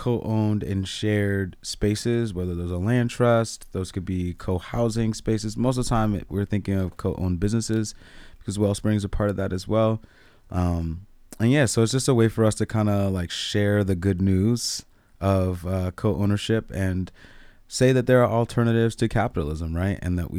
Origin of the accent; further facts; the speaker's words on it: District of Columbia, United States; born there; For example, I was born outside of Chocolate City. This is DC.